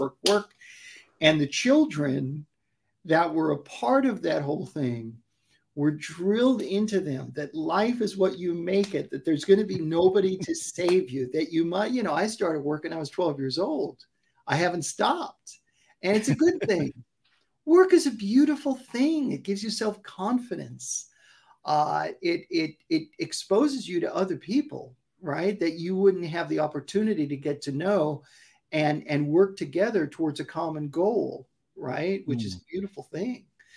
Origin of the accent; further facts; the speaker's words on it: New York City, New York, United States; also born or lived in Brooklyn, New York / Upper East Side, Manhattan; now in California, United States; I was raised in Queens